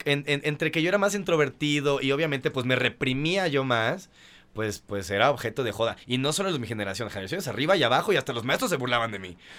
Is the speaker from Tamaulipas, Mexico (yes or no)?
no; Mérida, Yucatán, Mexico; yo soy de Mérida